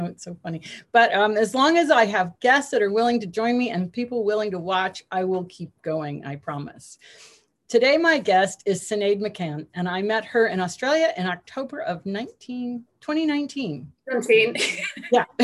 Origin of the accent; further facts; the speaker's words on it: Connecticut, United States; now in Virginia, United States; I'm from Connecticut, and then I came down and moved here and have been here ever since